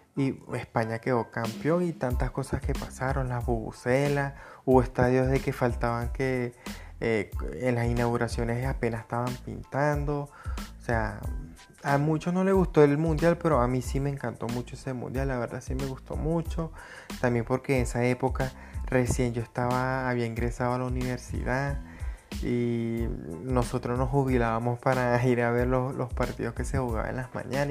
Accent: Venezuela; soy de Venezuela

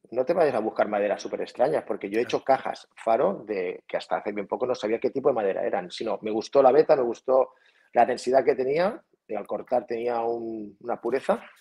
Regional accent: Felanitx, Balearic Islands, Spain; now in Portocolom, Spain; yo soy de Felanich, y que está a 12 kilómetros, y vivo en Puerto Colón, justo aquí al lado

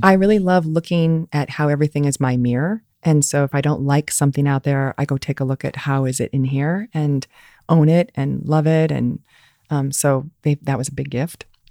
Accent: Fort Wayne, Indiana, United States; moved away as an adult; also born or lived in Ann Arbor, Michigan; I grew up in Fort Wayne, Indiana

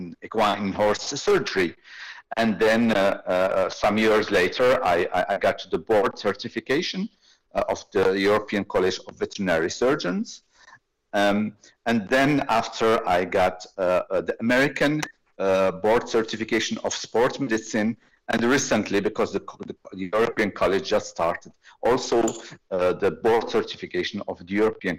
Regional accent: Rabat, Rabat-Salé-Kénitra, Morocco; moved away as an adult; also born or lived in Switzerland / France / Ireland / Denmark; I am veterinarian originally from Morocco. I am from Rabat on the Atlantic coast

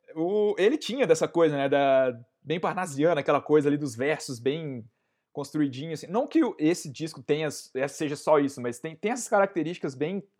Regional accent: Conselheiro Lafaiete, Minas Gerais, Brazil; de onde eu sou, da minha querida cidade de Conselheiro Lafayette

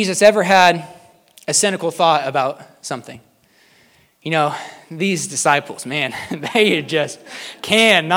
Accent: United States; As an American

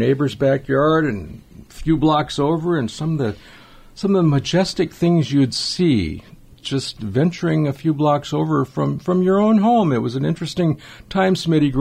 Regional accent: Los Angeles, California, United States; where I grew up in Los Angeles, in the suburbs in northeast Los Angeles

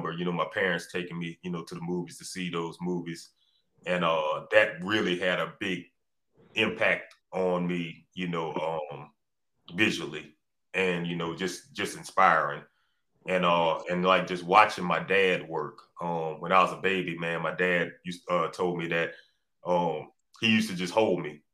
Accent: Baton Rouge, Louisiana, United States; also born or lived in New Orleans, Louisiana / Savannah, Georgia; I was born in New Orleans, but they raised me here in Baton Rouge

